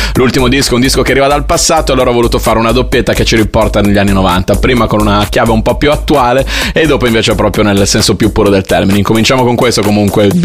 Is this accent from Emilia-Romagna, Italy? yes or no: yes; Bologna, Emilia-Romagna, Italy; io da bolognese